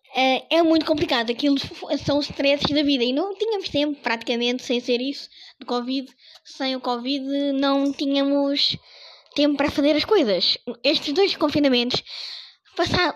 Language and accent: Portuguese; Portugal; sou português